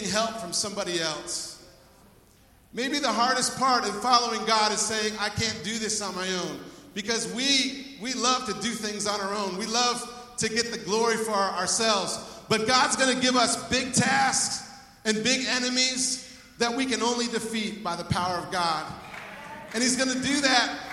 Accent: United States; I'm an American.

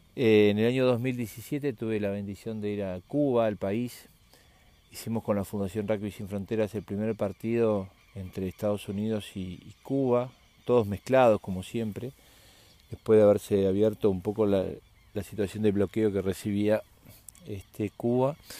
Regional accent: Argentina; somos argentinos

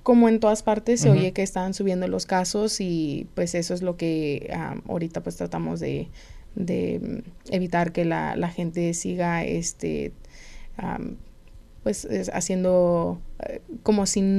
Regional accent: Phoenix, Arizona, United States; also born or lived in California; Crecí eh, mitad en California y mitad aquí en Arizona

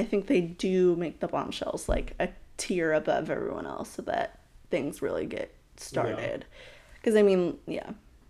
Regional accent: United States; I am American

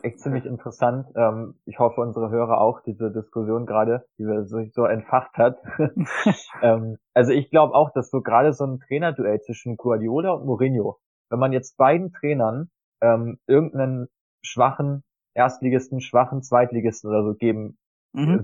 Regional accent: Germany; als Deutscher

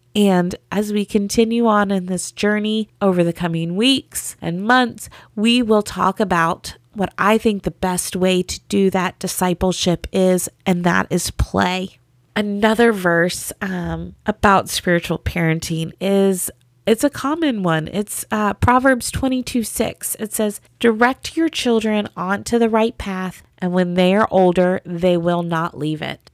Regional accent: the South, United States; I grew up in the South, and in the South, Jesus is just a part of the culture

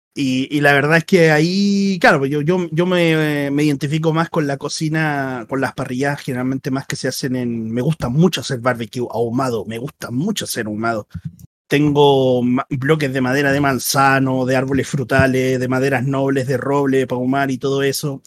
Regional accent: Chile

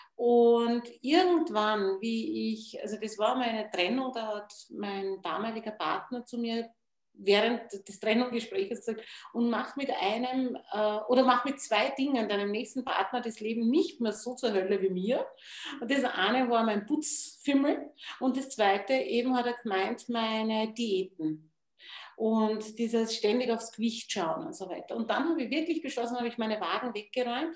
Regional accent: Wachau, Lower Austria, Austria; bei uns in der Wachau

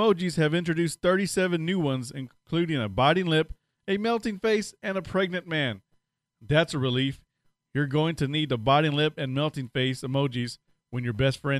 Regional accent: Washington, United States; I'm from Washington State, and as much as I love the landscape, I still don't like how the state is run, and it's too expensive there.

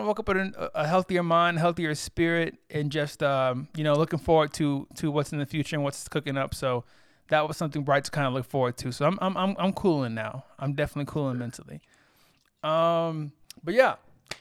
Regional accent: Corpus Christi, Texas, United States; moved away; I'm originally from Texas. Real small city called Corpus Christi

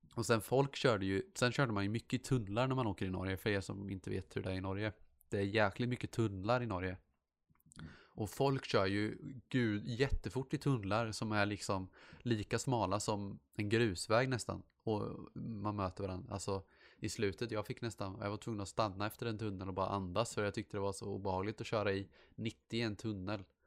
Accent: Sweden; jag är svensk

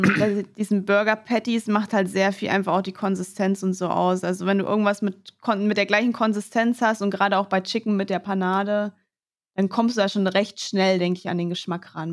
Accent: Mannheim, Baden-Württemberg, Germany; Ich komme ja aus Mannheim

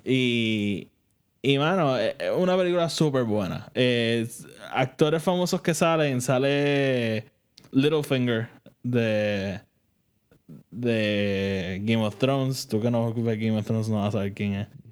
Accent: Puerto Rico; nosotros que somos de Puerto Rico

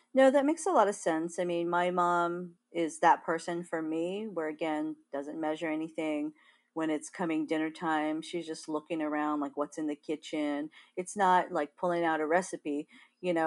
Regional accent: Big Island of Hawaii, United States; moved away; growing up in Hawaii

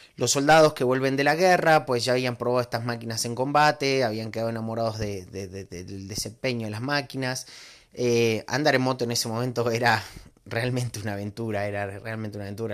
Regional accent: Argentina; moved away as an adult; now in Mexico; yo soy argentino, vivo hace 15 años en México

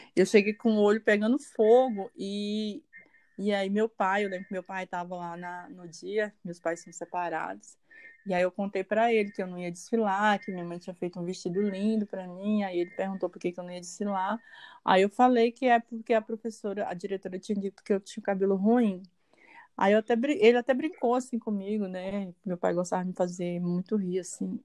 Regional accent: Porto Nacional, Tocantins, Brazil; now in Palmas, Brazil; Porto Nacional, que é a cidade onde eu nasci, mas eu moro na periferia de Palmas.

